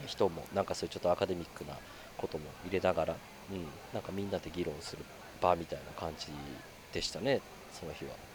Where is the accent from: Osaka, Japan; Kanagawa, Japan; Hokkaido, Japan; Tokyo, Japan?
Kanagawa, Japan; Yokohama; now in Miura, Japan; 横浜で生まれ育って、親父の実家が佐賀